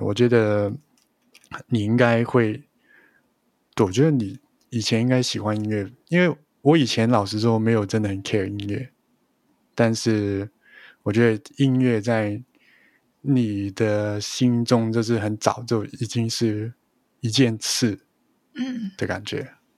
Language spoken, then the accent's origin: Chinese; Hong Kong; Chinese is a second language; 你知道香港的话，就是跟别人聊天或是讯息的时候，你用英文也是可以的，所以我嗯。大一辈子都基本上是用英文来讯息啊，或是写东西，学校也是用英文写东西